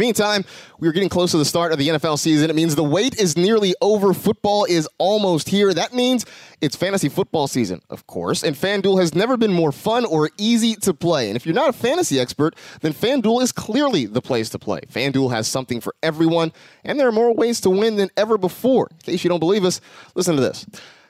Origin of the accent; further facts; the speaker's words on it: West Coast, United States; for me growing up on the West Coast, this is that, you know, that 1 o'clock Sunday afternoon kickoff